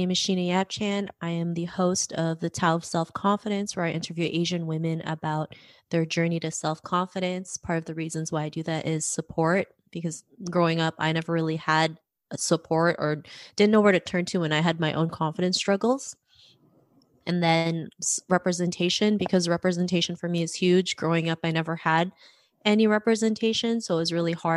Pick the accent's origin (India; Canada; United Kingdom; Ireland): Canada; Toronto, Ontario; also born or lived in Philippines; I grew up in Toronto, Canada